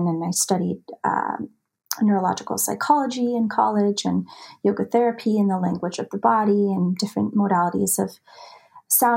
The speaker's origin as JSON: {"language": "English", "country": "United States", "tie": "born or raised there", "also_born_or_lived": "Montana / Idaho", "said": "I was raised in the mountains. I grew up in Montana. I grew up in Idaho"}